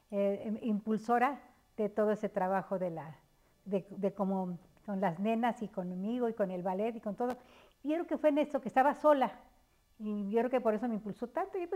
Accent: Mexico City, Mexico; moved away as an adult; now in State of Mexico, Mexico; yo vivo, nací en el Distrito

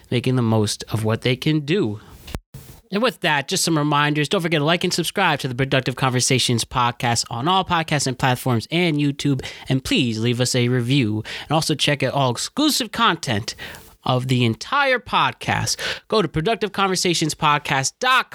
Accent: Connecticut, United States; my home state of Connecticut

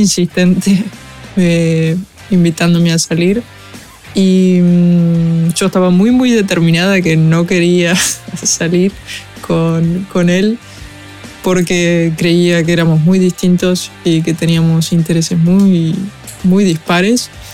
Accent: Argentina; Soy una cantautora argentina

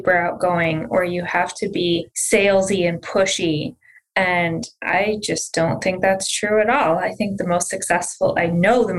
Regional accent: outside Detroit, Michigan, United States; now in Massachusetts, United States; Born and raised outside Detroit, Michigan

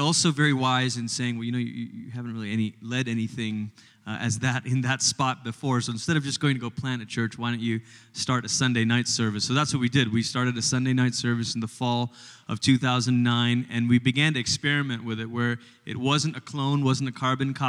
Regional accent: Malaysia; moved away as an adult; also born or lived in Portland, Oregon, United States / Tulsa, Oklahoma, United States; now in United States; I grew up in Malaysia, which is about as far as you can go on the other side of the world before you start coming back. And when I was 10, my family moved from Malaysia to America.

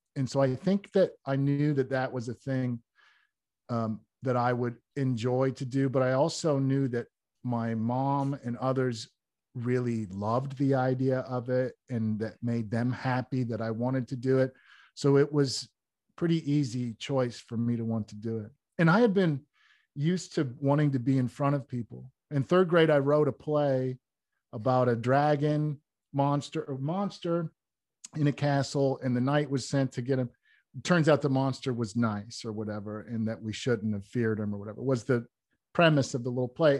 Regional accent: Wooster, Ohio, United States; I was born in Worcester, Ohio

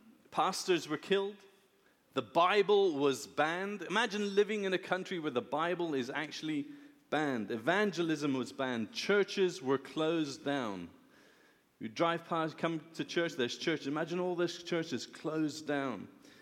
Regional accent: Iran; born there; also born or lived in Philippines / Lebanon / England / United States; I was born in Iran. My dad is Iranian. My mother is British. They met in India. We've lived in Iran, the Philippines, Lebanon, England, the USA, back in England.

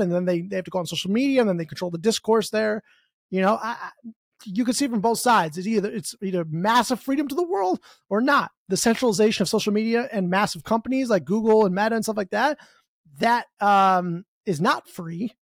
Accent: United States; I'm from America

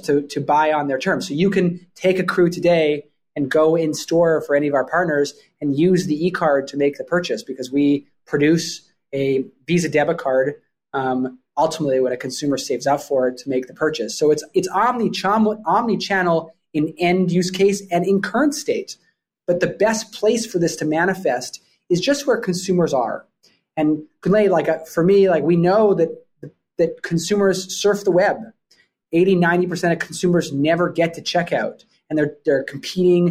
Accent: Vancouver, British Columbia, Canada; moved away as an adult; also born or lived in Toronto, Canada; now in New York, United States; I grew up in Vancouver, Canada

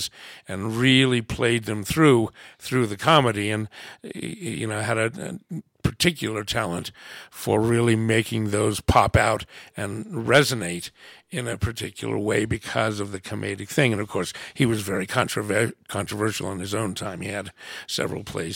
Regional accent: United States; I'm an American. I was raised in a household. My French grandmother came to live with us

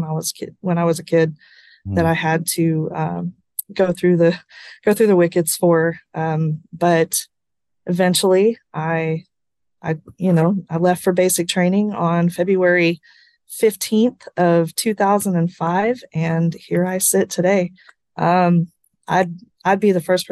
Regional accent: Midland, Texas, United States; moved away as an adult; also born or lived in Alpine, Texas; I am from Midland, Texas

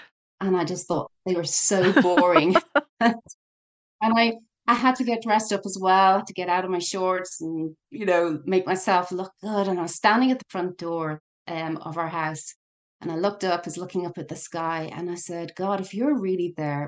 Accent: Ireland; Yes, it does mortify us as Irish.

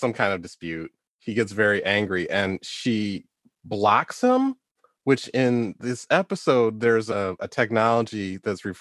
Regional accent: Detroit, Michigan, United States; I live in Detroit. I grew up in Detroit.

